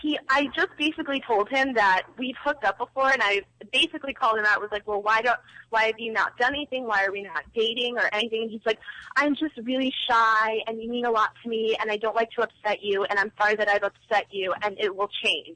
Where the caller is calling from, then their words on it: New York, United States; I'm calling from New York.